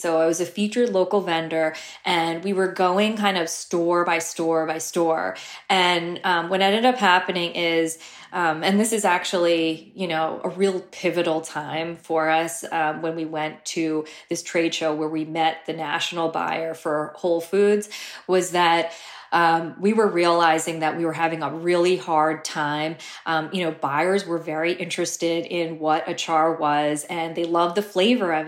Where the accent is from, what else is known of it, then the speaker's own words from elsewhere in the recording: New Jersey, United States; also born or lived in Brooklyn; I grew up in Jersey